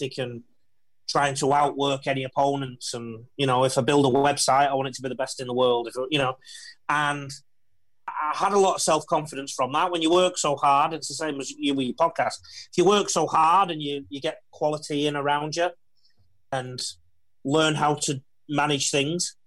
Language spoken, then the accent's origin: English; England, United Kingdom; moved away as an adult; now in Australia; this Pommy who's just come off the boat 6 months earlier